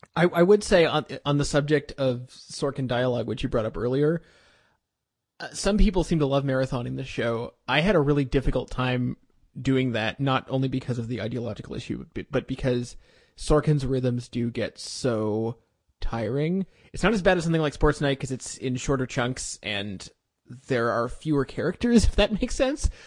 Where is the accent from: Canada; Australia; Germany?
Canada; I'm Canadian